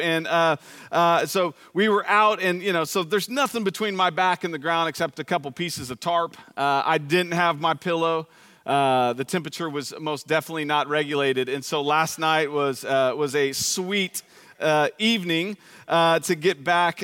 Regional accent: Plano, Texas, United States; also born or lived in Dallas, Texas; my family moved here in nineteen eighty-three to Plano

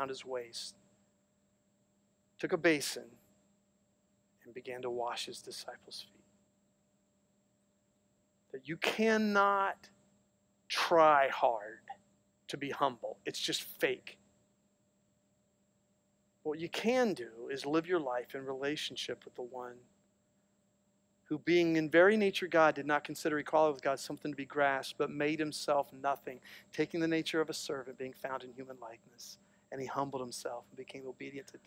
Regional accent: Licking County, Ohio, United States; I'm a redneck from Licking County

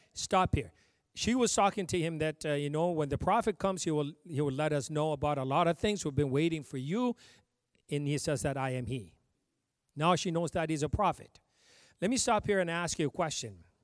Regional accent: Ethiopia; moved away; I came from Ethiopia

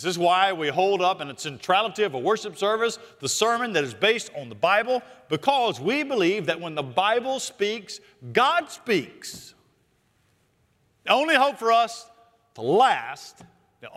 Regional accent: Charlotte, North Carolina, United States; I grew up here in Charlotte, went to Bain Elementary, Northeast Junior High, and Independence High School

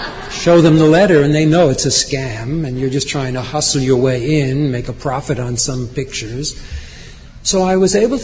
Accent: New York, United States; as a New Yorker

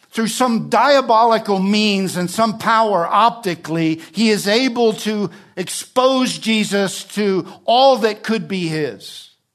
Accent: New Jersey, United States; also born or lived in Alabama; now in California, United States; I'm from New Jersey.

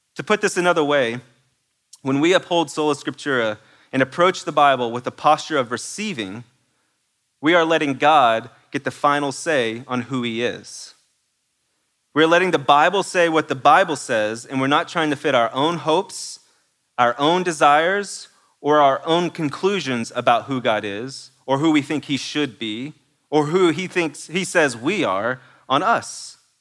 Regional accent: East Texas, United States; I'm from East Texas, and that may not be exactly how you pronounce it

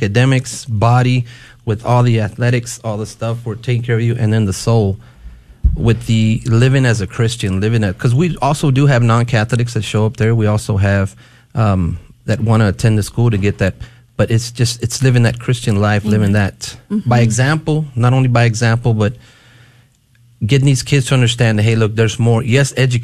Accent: West Texas, United States; I grew up in West Texas

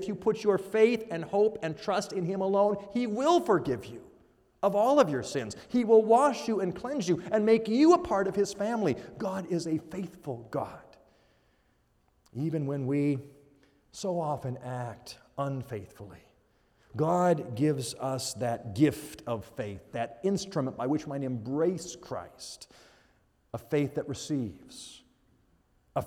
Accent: Washington, United States; also born or lived in Arizona / Iowa / Phoenix; now in California, United States; I grew up in Washington State. Our family spent 14 years in Arizona. We spent 8.5 years in Iowa. Now we live in California.

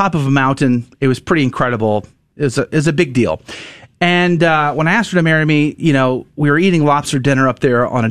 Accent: Texas, United States; moved away as an adult; also born or lived in Boston; I grew up in Texas

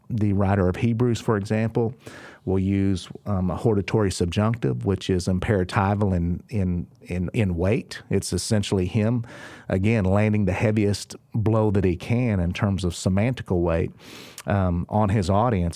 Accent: Oklahoma, United States; I'm from Oklahoma

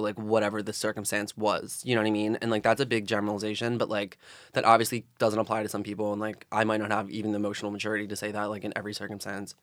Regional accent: Philadelphia, Pennsylvania, United States; I'm from South Philadelphia, grew up, born and raised.

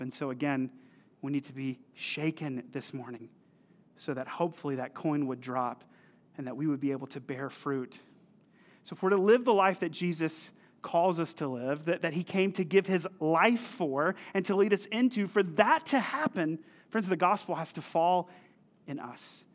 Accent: North Carolina, United States; also born or lived in Missouri; I'm from North Carolina, actually from the town that we planted in, and I moved to Missouri to go to a small Bible college

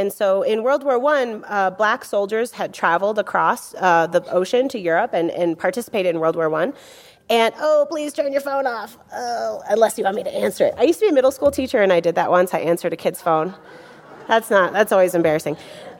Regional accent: Midwest, United States; As a Midwesterner, I'm extremely fascinated by the desert and by the ecosystem of the desert.

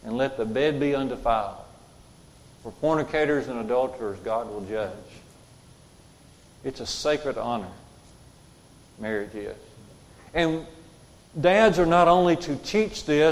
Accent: Jasper, Alabama, United States; We grew up on Highway 5, going out of Jasper, headed toward Russellville

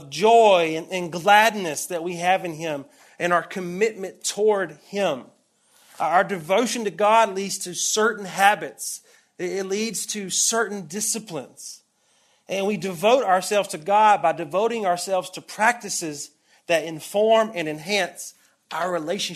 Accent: Deep South, United States; moved away; you probably can hear the accent. I grew up in the Bible Belt. I grew up in the Deep South

